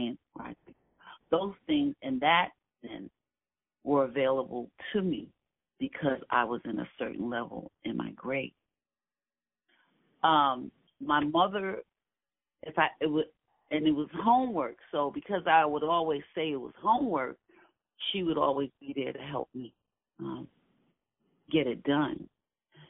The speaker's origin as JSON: {"language": "English", "town": "New York City", "region": "New York", "country": "United States", "tie": "born or raised there", "said": "I grew up in Williamsburg"}